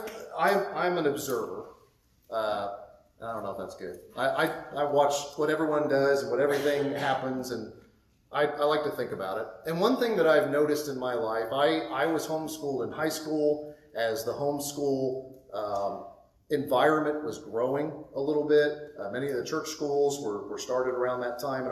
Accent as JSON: {"language": "English", "region": "Midwest", "country": "United States", "moved": "yes", "said": "in the Midwest, my parents' generation, most of them were in factories"}